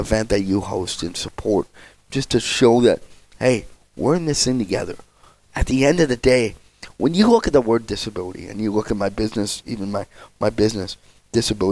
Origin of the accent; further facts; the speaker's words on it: Spruce Grove, Alberta, Canada; I grew up in Spruce Grove